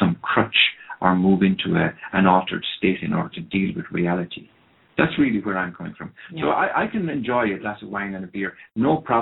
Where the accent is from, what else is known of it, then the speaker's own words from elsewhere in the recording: Ireland; first language Irish; English is a second language; I come from Ireland where drink really is a historical kind of an approach to life.